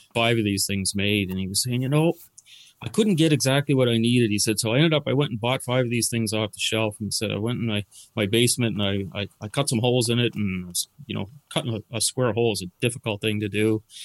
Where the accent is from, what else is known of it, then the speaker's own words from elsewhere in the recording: Dartmouth, Nova Scotia, Canada; moved away as an adult; also born or lived in Bedford; now in Cape Breton, Canada; I'm not originally from here. Uh, I'm from Dartmouth, actually